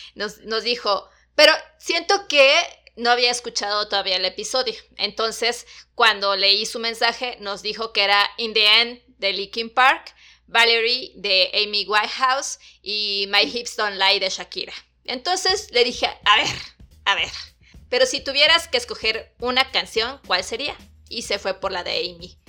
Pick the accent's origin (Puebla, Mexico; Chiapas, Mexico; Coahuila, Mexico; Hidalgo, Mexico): Chiapas, Mexico; now in Mexico City, Mexico; yo no soy de la Ciudad de México, yo soy de Chiapas